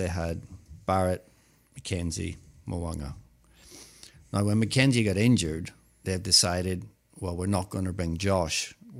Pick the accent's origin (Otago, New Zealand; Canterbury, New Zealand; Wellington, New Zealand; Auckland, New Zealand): Canterbury, New Zealand; Christchurch; born there; moved away; Actually, I was born in Christchurch.